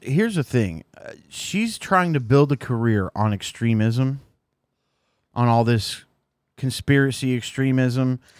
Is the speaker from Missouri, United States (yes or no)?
yes; Missouri, United States; I'm from Missouri